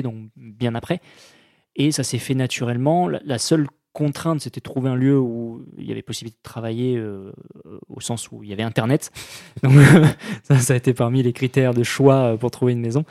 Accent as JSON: {"language": "French", "area": "Périgord", "region": "Nouvelle-Aquitaine", "country": "France", "tie": "born or raised there", "moved": "yes", "said": "Je suis né en, en Périgord, j'ai grandi en Périgord"}